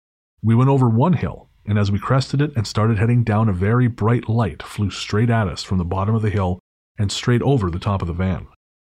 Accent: Golden, British Columbia, Canada; I am from Golden, which is about an hour north of Radium on Highway 95, and grew up 15 minutes south of town on a farm in the mountains.

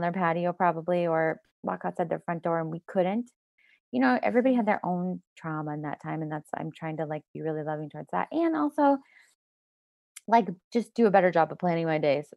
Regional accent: Denver, Colorado, United States; moved away; also born or lived in Toronto; I grew up in Colorado and Denver

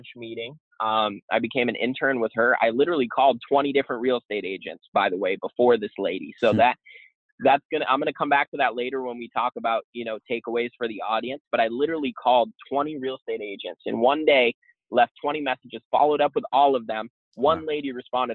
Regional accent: Boston, Massachusetts, United States; moved away; I'm actually from Boston originally

